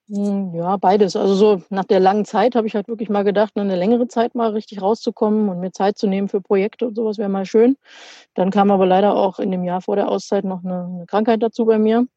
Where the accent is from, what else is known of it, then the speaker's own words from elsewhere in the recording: Germany; Jetzt ganz langweilig in Deutschland, zu Hause quasi